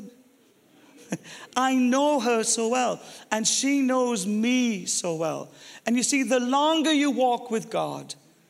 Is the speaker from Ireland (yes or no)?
yes; Ireland; I'm Irish